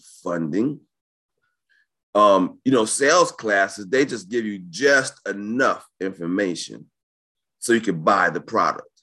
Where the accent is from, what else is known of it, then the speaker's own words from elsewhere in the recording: New York, United States; I'm from New York